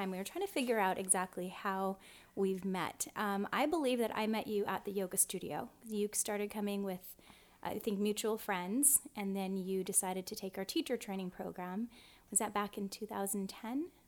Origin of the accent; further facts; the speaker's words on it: San Diego, California, United States; I grew up in San Diego.